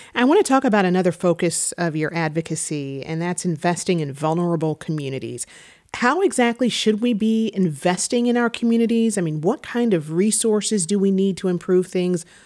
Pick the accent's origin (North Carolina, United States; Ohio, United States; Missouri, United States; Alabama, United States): Missouri, United States; St. Louis; moved away; Saint Louis, uh, my hometown